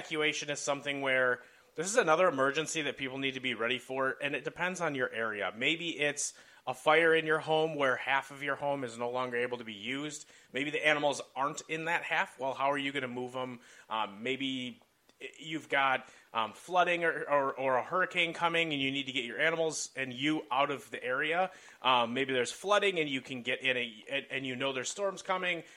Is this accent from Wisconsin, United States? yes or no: yes; Rock River, Wisconsin, United States; growing up around the Rock River up in Wisconsin